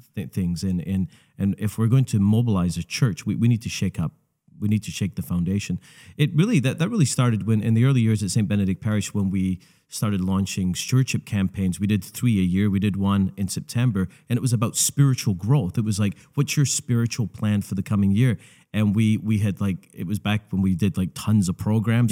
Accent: Scotland, United Kingdom; moved away; my home country

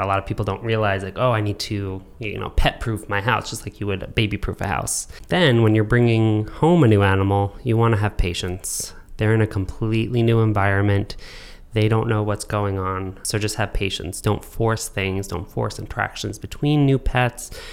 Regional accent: New York, United States; growing up in New York

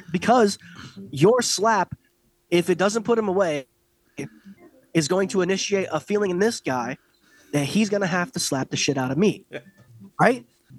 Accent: Ireland; And I'm Irish, but I want to talk about this.

